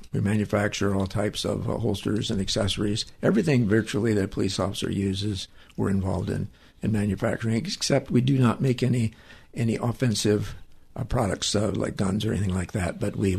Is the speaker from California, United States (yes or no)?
yes; San Gabriel, California, United States; In San Gabriel.